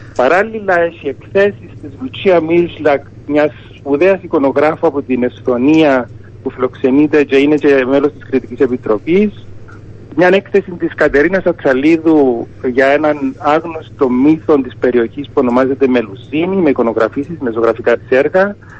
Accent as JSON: {"language": "Greek", "country": "Cyprus", "said": "με τον τόπο μου"}